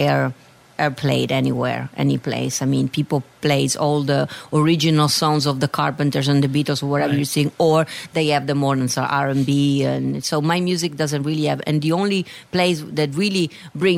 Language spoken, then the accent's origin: English; Venice, Veneto, Italy; accent: Italian; English is a second language; moved away as an adult; also born or lived in London / Amsterdam; now in New York City, United States; born and raised in Italy.